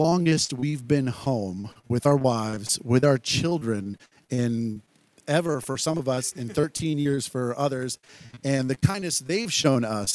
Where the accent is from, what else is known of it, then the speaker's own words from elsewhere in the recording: Rochester Hills, Michigan, United States; from Rochester